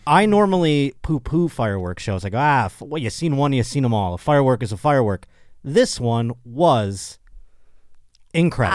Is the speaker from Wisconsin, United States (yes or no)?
no; Buffalo, New York, United States; now in Los Angeles, United States; Buffalo, my hometown